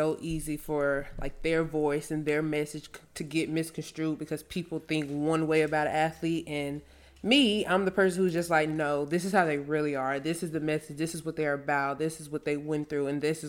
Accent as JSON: {"language": "English", "region": "Louisiana", "country": "United States", "also_born_or_lived": "Frisco / Houston", "said": "I came from Louisiana to Frisco, to Houston, back to Frisco, and living in all those different areas and coming in contact with so many different people."}